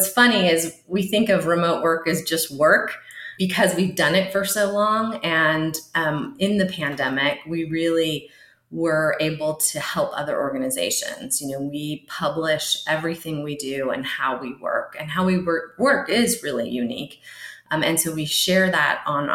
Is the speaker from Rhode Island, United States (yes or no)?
no; San Jose, California, United States; now in Idaho, United States; I'm a Bay Area native. I was born and raised in San Jose, California